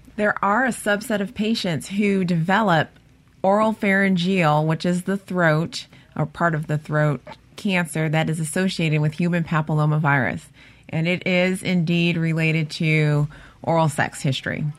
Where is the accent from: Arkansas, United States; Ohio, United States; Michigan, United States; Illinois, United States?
Ohio, United States; Cleveland; now in Mississippi, United States; from Cleveland, Ohio. Originally, I am